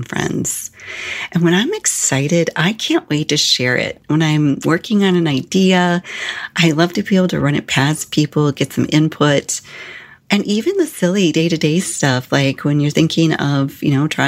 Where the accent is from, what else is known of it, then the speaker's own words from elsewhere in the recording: Illinois, United States; moved away as an adult; also born or lived in Arizona / Phoenix; when I moved from Illinois to Arizona